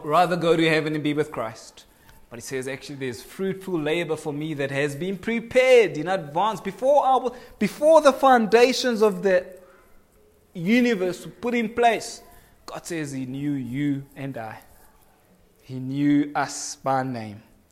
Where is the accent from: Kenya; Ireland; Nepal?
Kenya; now in South Africa; I am a Kenyan by birth